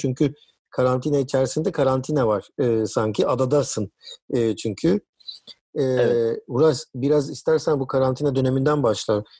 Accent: Heybeliada, Istanbul, Turkey; ben Heybeliliyim yani do, e, çocukluğum orada geçti

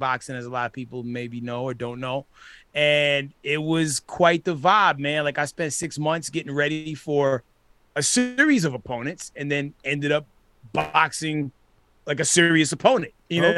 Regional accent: New York City, New York, United States; moved away; also born or lived in Minnesota; I grew up in the Bronx

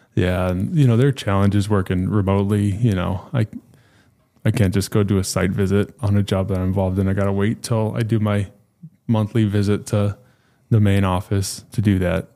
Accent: New Mexico, United States; moved away as an adult; now in Dallas-Fort Worth, United States; I was born and raised in New Mexico.

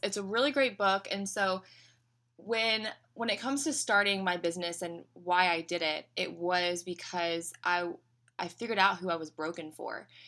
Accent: Knoxville, Tennessee, United States; moved away as an adult; now in Orlando, United States; I am from Knoxville, Tennessee originally, and, um, so some people say they can hear it in my accent

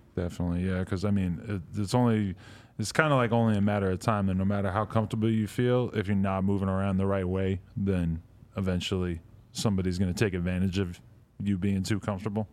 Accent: East Coast, United States; moved away; also born or lived in New York; I'm from the East Coast

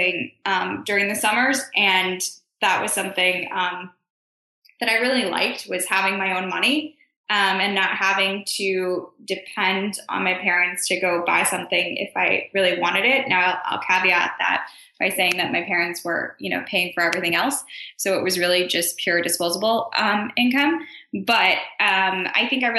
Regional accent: Chicago, Illinois, United States; now in New York City, United States; so I grew up in Chicago

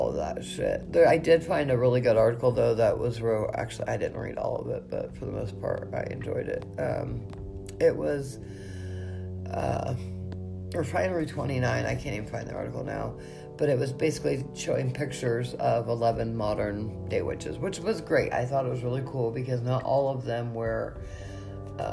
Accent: Indiana, United States; I have worked really hard in my hometown to break the stereotype of witches

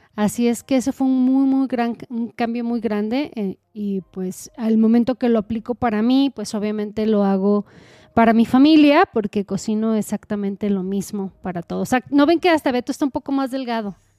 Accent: Mexico; como buena mexicana

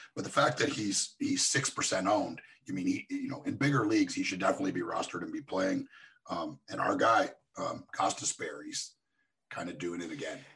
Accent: across from Buffalo, Ontario, Canada; moved away; I grew up in Canada, like just across from Buffalo

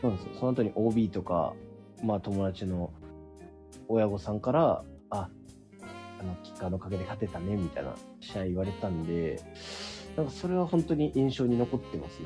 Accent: Tohoku, Japan; moved away as an adult; also born or lived in Kanagawa; 地元がまあ東北で大学がまあ神奈川だったので

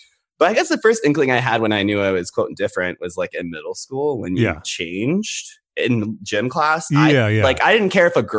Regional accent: Jacksonville, Florida, United States; born there; also born or lived in Guam / California / Rhode Island; I'm a Navy brat. So I was born in Jacksonville, Florida. And then after that, we've moved around every two some odd years. I lived on Guam, California, Rhode Island.

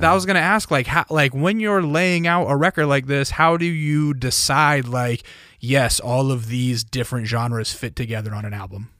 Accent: Alaska, United States; also born or lived in California; now in Eagle Rock, Los Angeles, United States; I grew up in Alaska

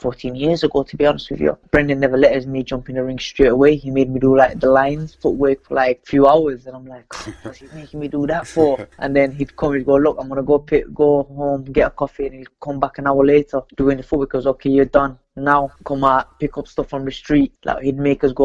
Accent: Sheffield, Yorkshire and the Humber, United Kingdom; I'm originally from Sheffield, where Prince Naz is from

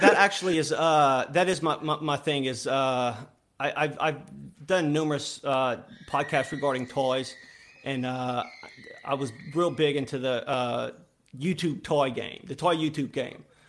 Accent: Louisiana, United States; I'm from Louisiana. I live in a small town okay. in Louisiana

